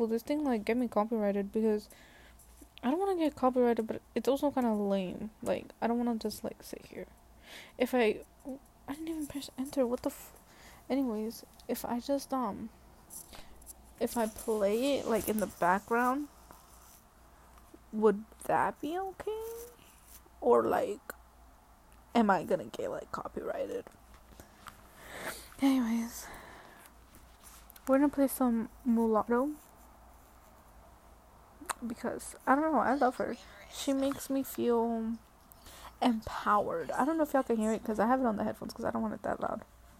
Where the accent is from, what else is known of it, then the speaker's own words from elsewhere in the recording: Atlanta, Georgia, United States; I am from Atlanta. I was born at Atlanta Medical Center